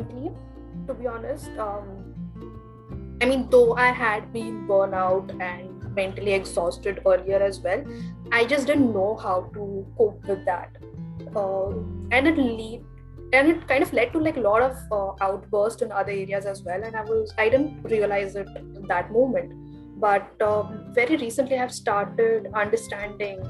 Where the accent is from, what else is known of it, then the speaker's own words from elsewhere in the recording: Mumbai, Maharashtra, India; moved away as an adult; now in Bangalore, India; I am from Bombay, and currently I am in my final year of pursuing Masters in Social Work from Bangalore.